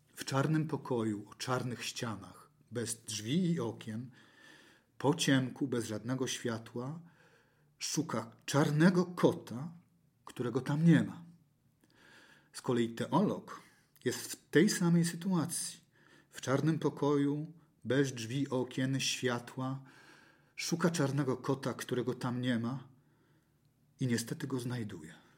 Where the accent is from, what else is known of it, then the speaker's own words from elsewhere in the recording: Toruń, Kuyavian-Pomeranian Voivodeship, Poland; urodziłem się półtora kilometra stąd. Mieszkałem półtora kilometra stąd. Do szkoły chodziłem półtora kilometra stąd do szkoły podstawowej. Moje dzieciństwo i znaczną część życia spędziłem na toruńskiej starówce